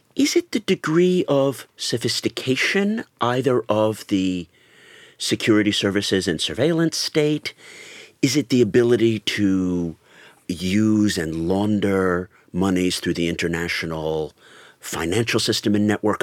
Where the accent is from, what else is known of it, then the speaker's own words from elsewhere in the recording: Colorado, United States; now in United Kingdom; spent a lot of my time growing up in Colorado